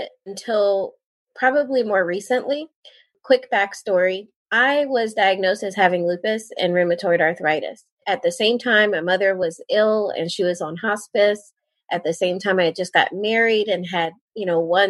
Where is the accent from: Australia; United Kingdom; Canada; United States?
United States; Towson, Maryland; moved away as an adult; also born or lived in South Carolina; now in Fayetteville, United States; I went to Towson University in Towson, Maryland, which is where I'm from. I'm actually from Maryland.